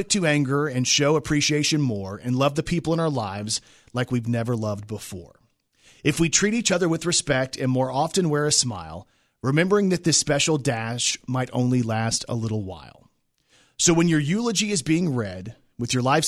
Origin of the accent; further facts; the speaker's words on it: Texas, United States; moved away; I lived in Texas. I'm from Texas.